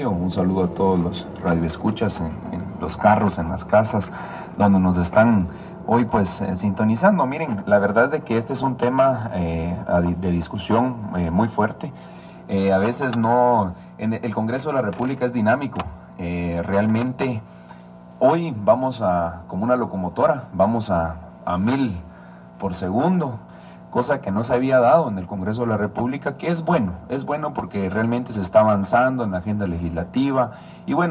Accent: Jutiapa, Guatemala; Yo esta es mi segunda legislatura, soy del departamento de Jutiapa, para los que no me conocen

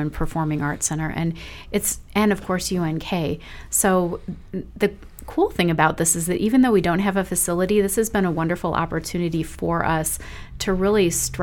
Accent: Chicago, Illinois, United States; also born or lived in Milwaukee; now in Holdrege, United States; I grew up in the Chicago area

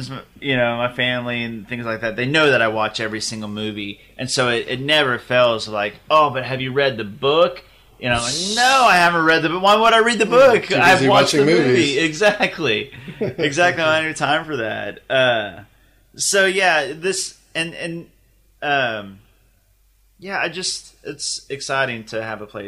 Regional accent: Deer Creek, Oklahoma, United States; we grew up in Deer Creek, Oklahoma, where everybody had money except for us

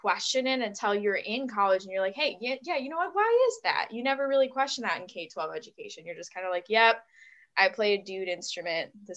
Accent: Buffalo, New York, United States; I'm from the Buffalo, New York area.

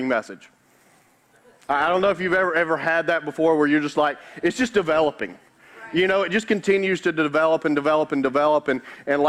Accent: Carroll County, Georgia, United States; I grew up in Douglasville, in Carroll County

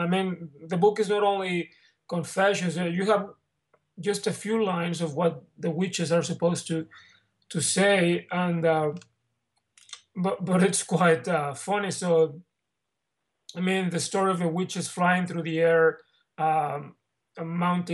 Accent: Mexico; moved away as an adult; now in Santa Monica, United States; I'm from Mexico

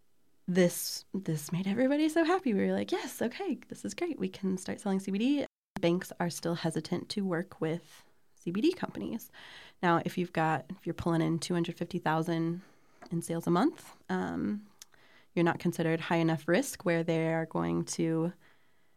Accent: Columbia, Missouri, United States; I grew up here in Columbia, Missouri

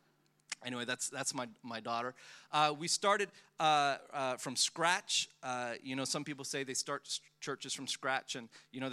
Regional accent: Melbourne, Victoria, Australia; also born or lived in Philippines; I was born in the Philippines. I have massive identity issues. I don't know where I'm from. I moved to Melbourne when I was 10 years old. At the age of 10, I came from the Philippines and moved to Melbourne

